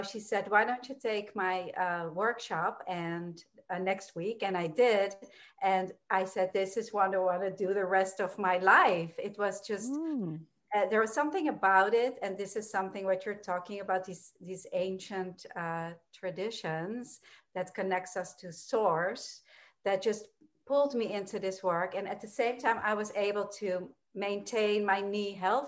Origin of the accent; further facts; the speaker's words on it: Amsterdam, North Holland, Netherlands; moved away as an adult; also born or lived in New York; I was born and raised in Amsterdam, Holland. And when I was 18, I moved to New York